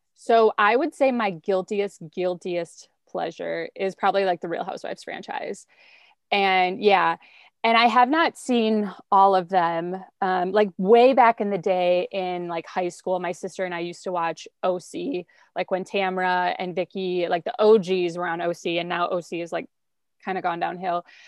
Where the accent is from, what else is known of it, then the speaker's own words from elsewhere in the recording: rural central Wisconsin, United States; also born or lived in Milwaukee, Wisconsin; I was born and raised in a really small town in rural central Wisconsin